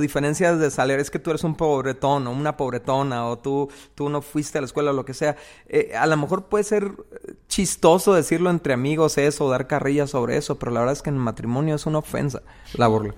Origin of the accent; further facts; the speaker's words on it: Mexico; en una cultura como la de nosotros, como la mexicana o la, latinoamericana